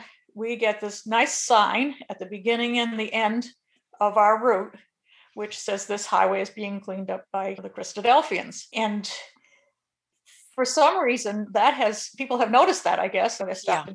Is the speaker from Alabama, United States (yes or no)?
no; Springfield, Massachusetts, United States; also born or lived in Bucks County, Pennsylvania / Columbus, Ohio; now in Pittsburgh, United States; I grew up in Massachusetts in New England and attended the Springfield, Massachusetts Ecclesia as a young person